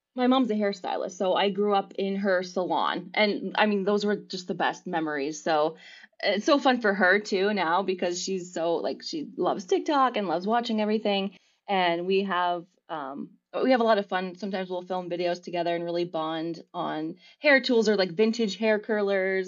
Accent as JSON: {"language": "English", "area": "near Scranton", "region": "northeastern Pennsylvania", "country": "United States", "tie": "born or raised there", "also_born_or_lived": "London", "said": "I grew up in northeastern Pennsylvania. I still Okay. live here."}